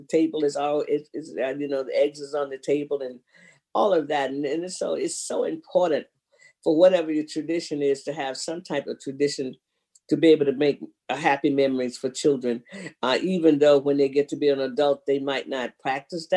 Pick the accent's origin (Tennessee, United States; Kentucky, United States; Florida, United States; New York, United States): Florida, United States; even in Florida, and we weren't Catholics, we did a ham